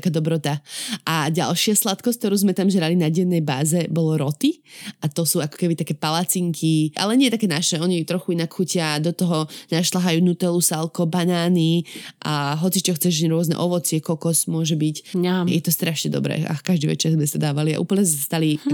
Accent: Slovakia; moved away as an adult; also born or lived in India / Nepal; now in Australia; odchádzala zo Slovenska, to bolo 2017

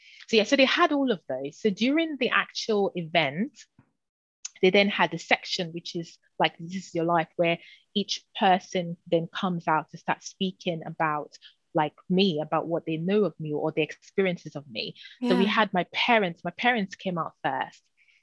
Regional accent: London, United Kingdom; growing up in London, and spiritually the climate can be quite tough

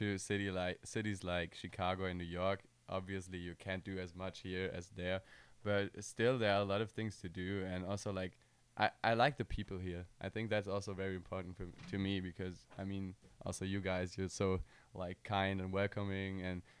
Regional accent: Bärenbach, Germany; English is a second language; moved away as an adult; now in Indianapolis, United States; I'm from Bärenbach. That's like translated to Bear River in Germany. And I'm an exchange student from Germany right now at IUPUI.

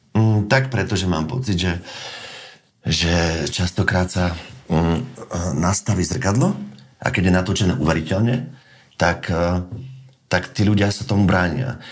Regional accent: Slovakia; sme Slováci

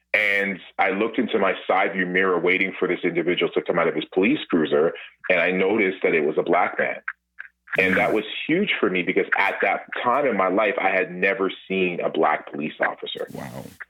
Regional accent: Toronto, Ontario, Canada; Born and raised in Toronto

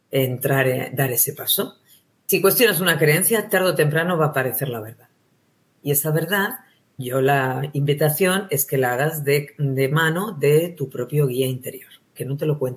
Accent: Spain; accent: Spanish; a las personas le atraía muchísimo mi acento, mi acento español.

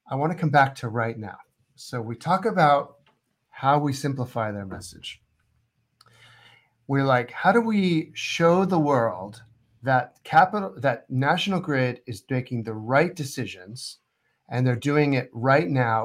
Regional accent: United States; I'm American

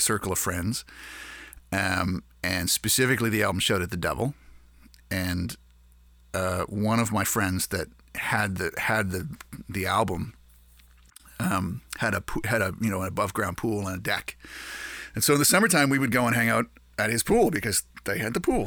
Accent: Canada; we're Canadian

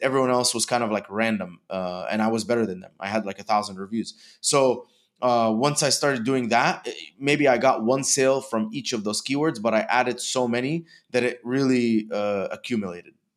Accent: Dubai, United Arab Emirates; moved away as an adult; also born or lived in Egypt; now in United States; I was born in Egypt and grew up in Dubai.

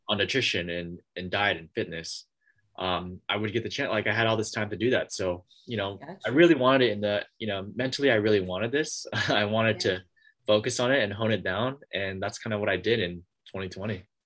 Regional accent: San Francisco, California, United States; I'm from San Francisco, California

